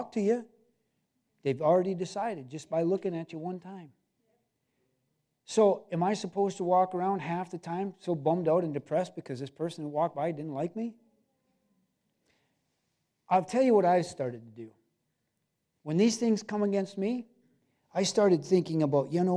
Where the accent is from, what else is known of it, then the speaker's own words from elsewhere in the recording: Cedarville, United States; we were both born and raised in Cedarville, and grew up on the water